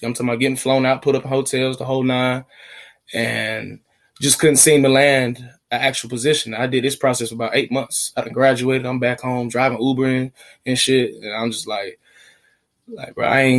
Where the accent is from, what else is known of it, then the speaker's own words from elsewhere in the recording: Atlanta, Georgia, United States; also born or lived in Smyrna, Georgia; born and raised in Atlanta, Georgia